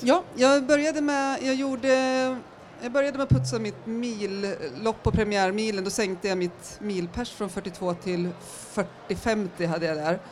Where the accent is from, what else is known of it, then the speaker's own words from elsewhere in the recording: Järvsö, Gävleborg County, Sweden; moved away as an adult; now in Stockholm, Sweden; Jag kommer från Järvsö från början i Hälsingland